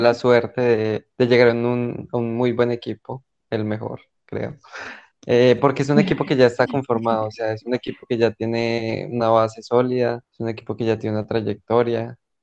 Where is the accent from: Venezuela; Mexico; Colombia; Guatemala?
Colombia; moved away as an adult; now in Portugal; yo soy de Colombia, pero ahorita en este momento estoy viviendo pues en Portugal